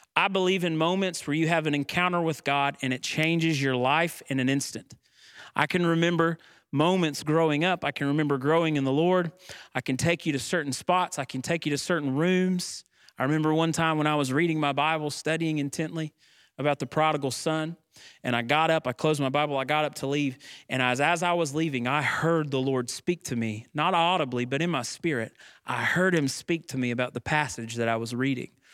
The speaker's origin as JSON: {"language": "English", "country": "United States"}